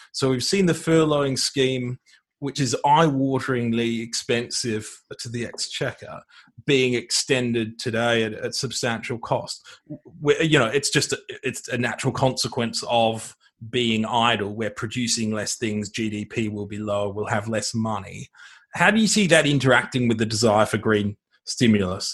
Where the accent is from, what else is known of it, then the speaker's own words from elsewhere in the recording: Australia; an Australian focused on energy